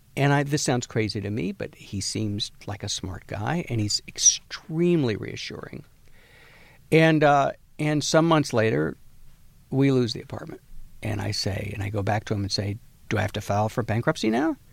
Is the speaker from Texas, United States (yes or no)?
yes; Galveston, Texas, United States; I'm from Galveston, Texas.